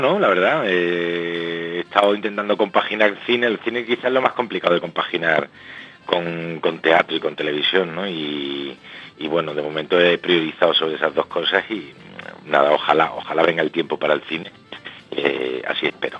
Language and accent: Spanish; Málaga, Andalusia, Spain; now in Madrid, Spain; yo soy de Málaga, pero pero llevo ya aquí muchos años en Madrid